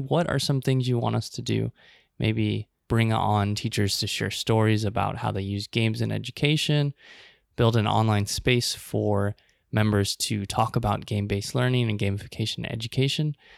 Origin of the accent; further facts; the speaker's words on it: Omaha, Nebraska, United States; Omaha, Nebraska, my hometown